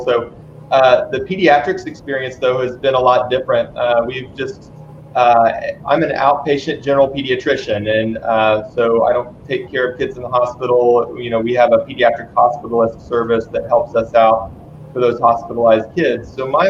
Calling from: Dallas, Texas, United States; so I'm calling also from Dallas.

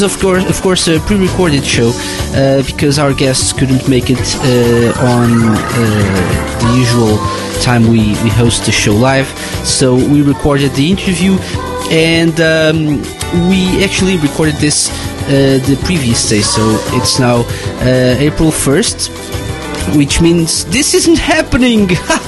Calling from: Portugal; I'm live from Portugal, and this week I'm lonely, so lonely.

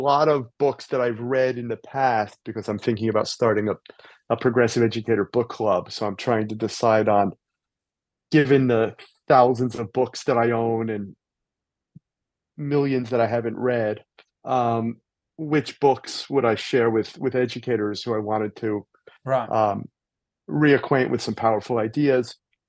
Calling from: Torrance, California, United States; I'm in a suburb of Los Angeles called Torrance, California.

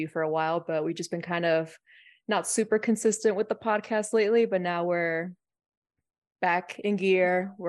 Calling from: Denver, Colorado, United States; Denver, base capital.

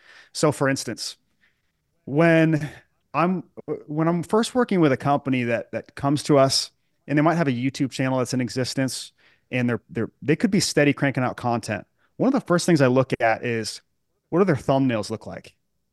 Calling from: Charlotte, North Carolina, United States; I'm at my home office in Charlotte, North Carolina.

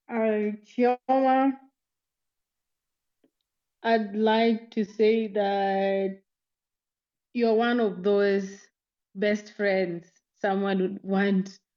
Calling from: Nairobi, Kenya; I'm speaking from Nairobi, Kenya.

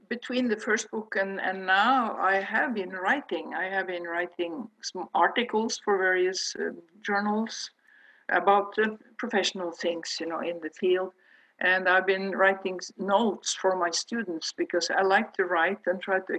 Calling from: Oslo, Norway; Well, I'm at home in uh

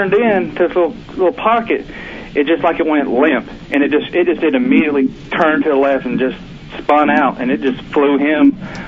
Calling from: Oklahoma, United States; from Oklahoma.

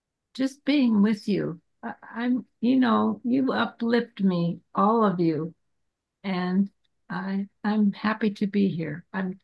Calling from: Tallahassee, Florida, United States; in Tallahassee, Florida, where it's cold.

